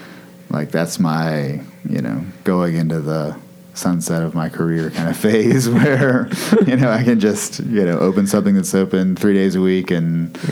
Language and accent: English; Mississippi, United States; now in Charlotte, United States; me growing up in Mississippi